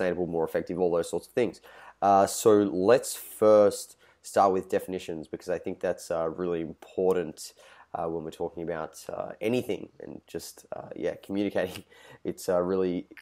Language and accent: English; Australia; I'm Australian